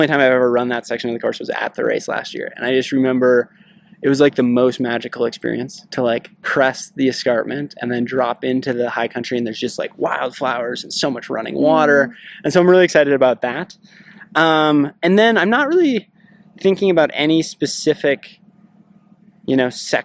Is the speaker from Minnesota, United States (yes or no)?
yes; northern Minnesota, United States; I grew up in northern Minnesota